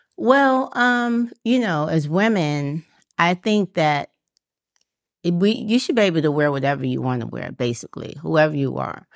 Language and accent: English; New York City, New York, United States; moved away as an adult; now in Atlanta, United States; I'm from New York City, and we were doing natural here in New York City.